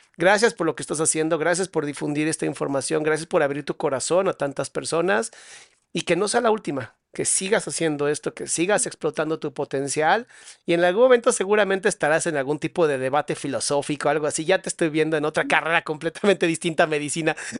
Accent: Mexico; los que somos mexicanos

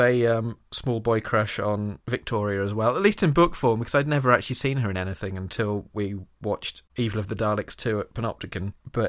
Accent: Nottingham, East Midlands, United Kingdom; I'm not actually from Scotland. I was born in Nottingham, but I didn't want to be just one of the other English kids, so because my family's from Dundee, I always played up the fact that I'm Scottish, even though I'm from Nottingham.

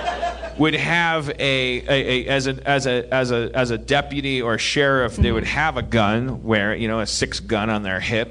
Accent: Brown Deer, Wisconsin, United States; I'm from Brown Deer, Wisconsin. It's Milwaukee

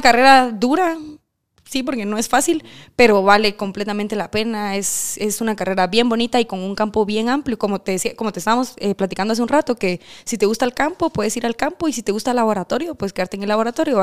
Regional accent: Cobán, Alta Verapaz, Guatemala; moved away as an adult; now in Guatemala City, Guatemala; yo soy de Cobán

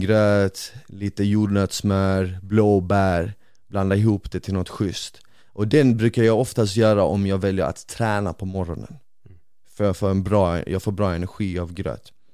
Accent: Bosnia & Herzegovina; now in Sweden; jag är ju bosnier

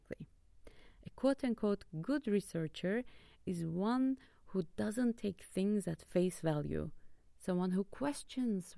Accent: Istanbul, Turkey; now in Leuven, Belgium; I'm from Istanbul, Turkey

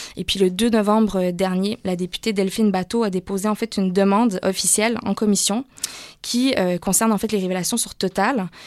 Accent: Canada; moved away as an adult; also born or lived in Montreal; now in France; chez nous au Canada

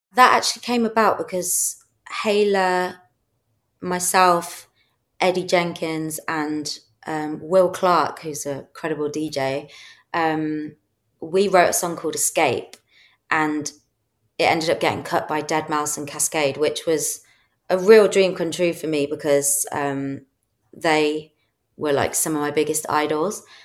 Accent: Midlands, United Kingdom; moved away as an adult; now in London, United Kingdom; I grew up in in the Midlands

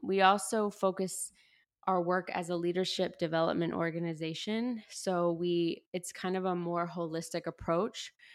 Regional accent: the Panhandle of Florida, United States; moved away; also born or lived in Chicago; I grew up in the South, um, and what I like to refer to as the Redneck Riviera, the Panhandle of Florida

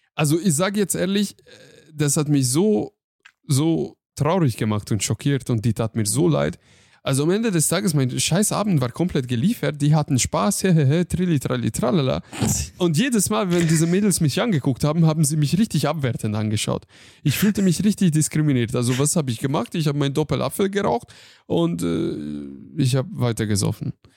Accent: Hungary; German is a second language; now in Germany; ich bin Ungar, ich komme aus Ungarn

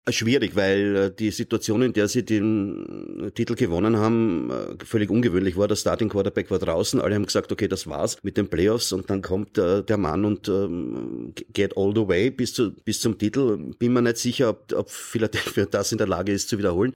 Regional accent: Austria; ich sehe das als Österreicher, ja, äh, und nicht als Amerikaner.

